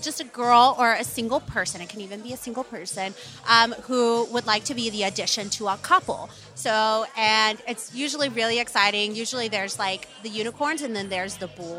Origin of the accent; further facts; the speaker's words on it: Texas, United States; I'm from Texas, so I'm super secluded from everyone else in the industry